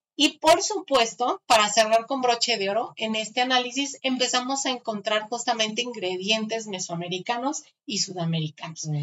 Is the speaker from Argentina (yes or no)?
no; Mexico; nuestra tierra